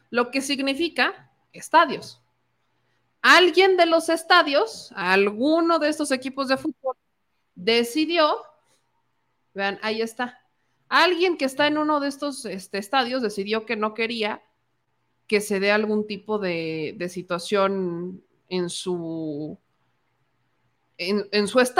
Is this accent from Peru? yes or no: no; Puebla, Mexico; soy poblana.